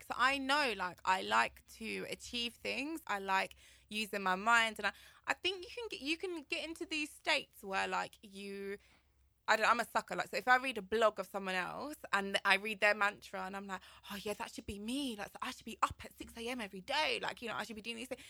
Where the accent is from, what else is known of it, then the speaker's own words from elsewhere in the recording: London, United Kingdom; also born or lived in Kilburn; I grew up in Shepherd's Bush